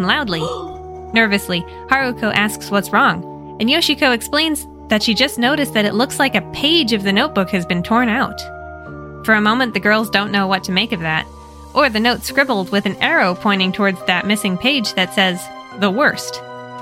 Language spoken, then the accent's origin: English; United States; accent: American; my American accent